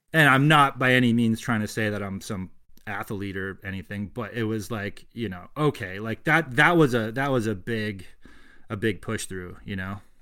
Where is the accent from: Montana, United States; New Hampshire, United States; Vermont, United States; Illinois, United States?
Vermont, United States; Colchester; I grew up in Colchester, which is near Burlington.